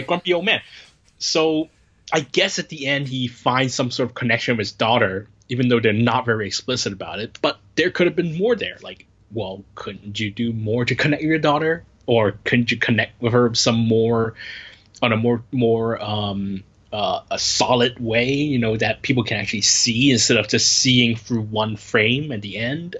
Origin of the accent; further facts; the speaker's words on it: United States; moved away as an adult; now in Hong Kong; I'm qualified as an Asian person, an American person in Asia, or as Asian American